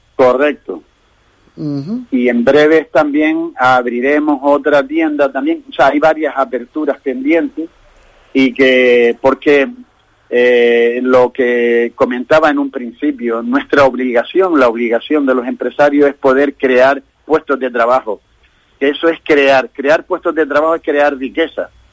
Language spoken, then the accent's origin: Spanish; Canary Islands, Spain; somos nosotros, los canarios